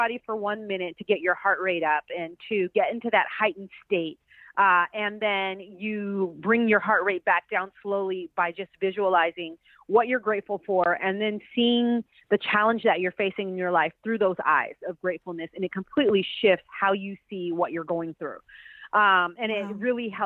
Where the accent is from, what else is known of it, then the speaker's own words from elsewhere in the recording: Pasadena, California, United States; I'm from Pasadena, California